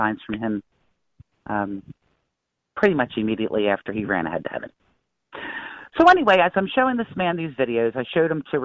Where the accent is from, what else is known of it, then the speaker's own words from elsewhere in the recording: New Jersey, United States; I'm originally from, well, I'm from Jersey most of my life